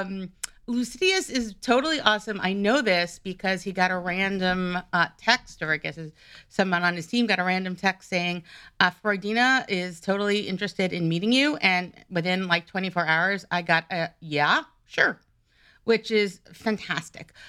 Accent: New York, United States; I'm originally from New York

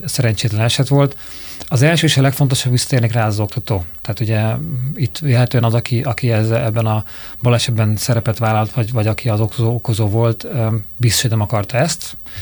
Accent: Budapest, Hungary; vagy Normafa. Tehát én is ott nőttem föl

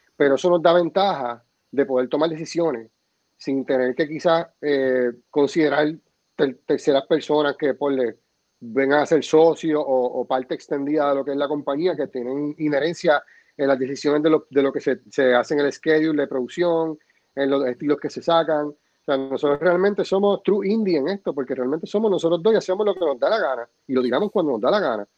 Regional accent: Puerto Rico; así somos los boricuas

